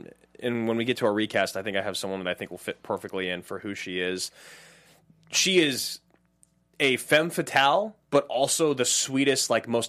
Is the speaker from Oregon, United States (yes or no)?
yes; Salem, Oregon, United States; moved away as an adult; now in Los Angeles, United States; I grew up in Salem, Oregon.